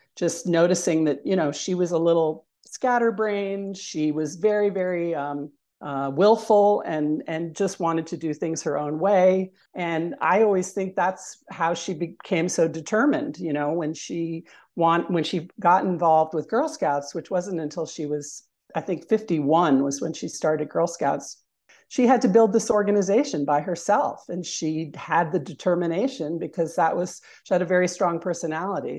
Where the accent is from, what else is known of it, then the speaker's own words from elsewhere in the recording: Richmond, Virginia, United States; also born or lived in Brooklyn, New York; now in upstate New York, United States; I'm originally from Richmond, Virginia